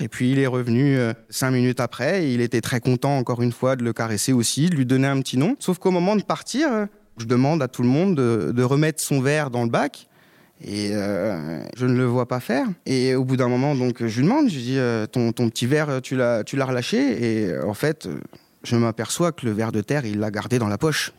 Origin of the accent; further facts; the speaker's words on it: Haute-Marne, Grand Est, France; now in Pantin, France; je viens de la Haute-Marne